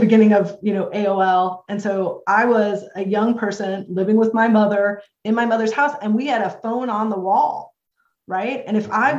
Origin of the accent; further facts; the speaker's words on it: St. Louis, Missouri, United States; also born or lived in Jacksonville, Florida; I'm from St. Louis, Missouri. My home group in St. Louis is the Nick of Time group